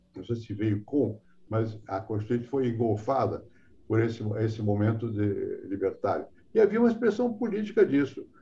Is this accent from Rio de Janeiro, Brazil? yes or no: yes; Rio de Janeiro, Brazil; also born or lived in France; Eu nasci no Rio